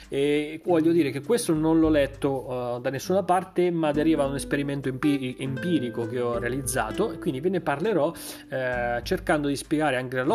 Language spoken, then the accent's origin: Italian; Milan, Lombardy, Italy; perché sono di Milano, va, torno a casa a Milano